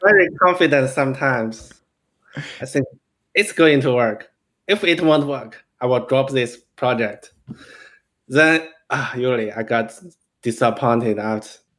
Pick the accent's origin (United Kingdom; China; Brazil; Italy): China; now in United States; I'm from China